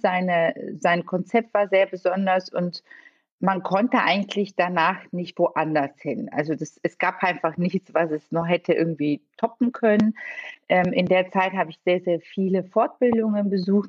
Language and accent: German; Bulgaria; also born or lived in Italy / Bonn, Germany; now in Düsseldorf, Germany; Ich bin gebürtig äh, in Bulgarien geboren und bin auch dort aufgewachsen